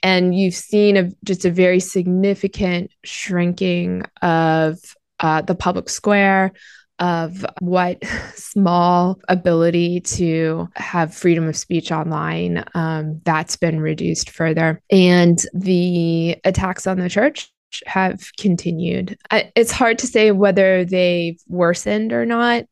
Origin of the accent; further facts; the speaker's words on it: United States; as an American Christian